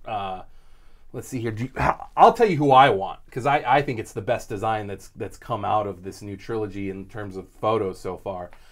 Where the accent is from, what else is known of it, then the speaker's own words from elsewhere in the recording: California, United States; I grew up in California